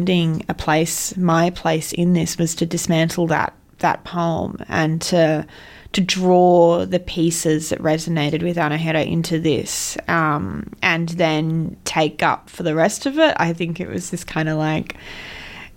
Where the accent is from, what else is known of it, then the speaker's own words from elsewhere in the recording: the Hawkesbury, New South Wales, Australia; I was born and raised in the Hawkesbury